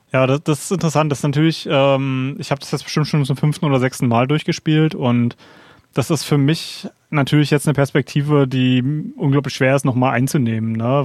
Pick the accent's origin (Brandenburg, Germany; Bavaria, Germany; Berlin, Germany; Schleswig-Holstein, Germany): Berlin, Germany; gerade als Berliner